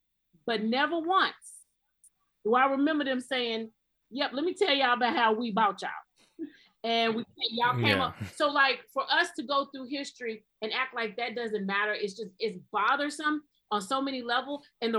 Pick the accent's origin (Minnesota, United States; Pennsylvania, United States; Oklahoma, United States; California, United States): Oklahoma, United States; moved away; I am from Oklahoma originally.